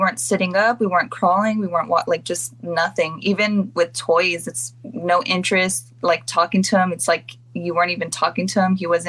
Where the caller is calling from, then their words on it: San Diego, California, United States; San Diego, California.